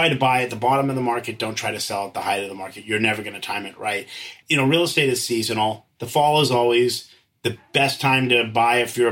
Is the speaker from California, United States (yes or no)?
yes; San Francisco, California, United States; So I grew up in San Francisco. I went to the parochial Catholic schools here